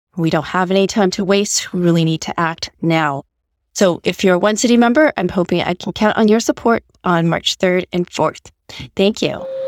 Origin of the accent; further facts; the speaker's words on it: Vancouver, British Columbia, Canada; I am a proud first generation Chinese Canadian born and raised in Vancouver